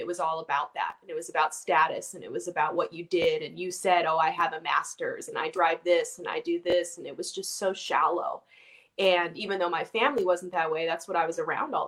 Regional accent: Orange County, California, United States; growing up where I grew up in Orange County

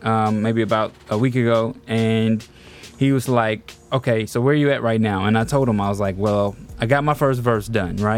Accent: the South, United States; I'm from the South

